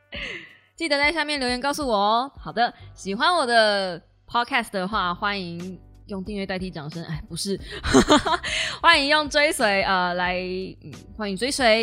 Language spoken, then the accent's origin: Chinese; Kaohsiung, Taiwan; 我是高雄人，但是因为我妈妈是台南人